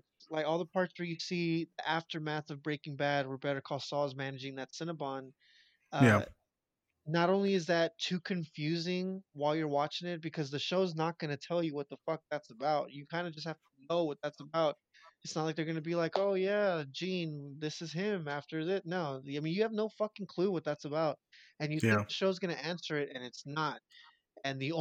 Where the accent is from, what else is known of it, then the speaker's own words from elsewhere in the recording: Mexico; moved away; growing up in Mexico